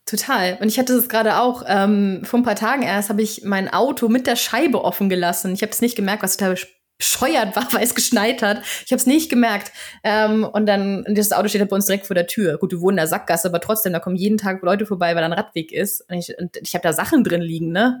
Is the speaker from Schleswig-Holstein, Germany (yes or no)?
yes; Flensburg, Schleswig-Holstein, Germany; first language German; moved away as an adult; also born or lived in Berlin; now in Sweden; ich komme ja aus Flensburg und habe auch Wiebke in Berlin gewohnt